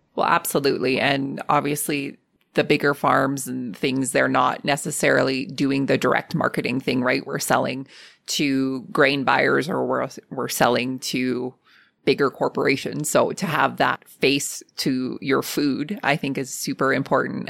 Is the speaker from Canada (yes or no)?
yes; Lethbridge, Alberta, Canada; my hometown